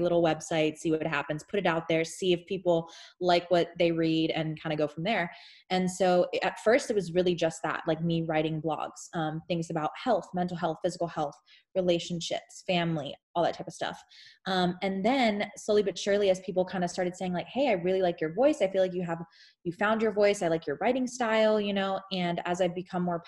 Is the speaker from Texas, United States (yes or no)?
yes; Houston, Texas, United States; I'm from Houston, Texas. Originally born and raised from there